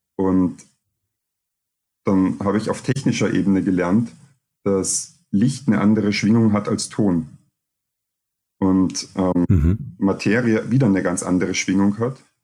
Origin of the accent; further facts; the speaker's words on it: Vienna, Austria; also born or lived in Cottbus, Germany; ich komme aus Deutschland, bin aber nicht lange dort gewesen. Und meine Eltern sind dann nach Österreich gezogen, wo ich mhm. Jahre alt war und eigentlich die meiste Zeit meines Lebens hier in Wien aufgewachsen bin und mich als Österreicher erlebe